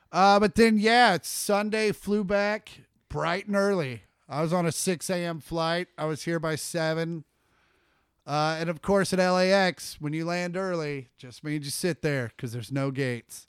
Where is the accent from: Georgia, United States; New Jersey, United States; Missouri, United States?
Missouri, United States; Kansas City; I'm also from Kansas City.